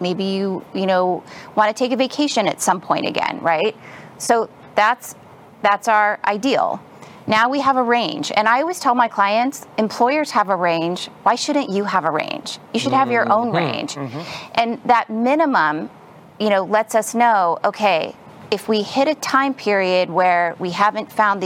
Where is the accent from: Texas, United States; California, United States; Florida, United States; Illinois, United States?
California, United States; Los Angeles; I'm from California, Southern California, Los Angeles area